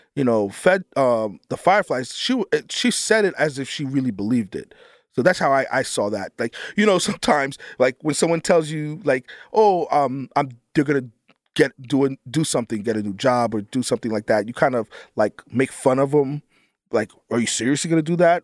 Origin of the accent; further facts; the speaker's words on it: Northeast, United States; I'm from the Northeast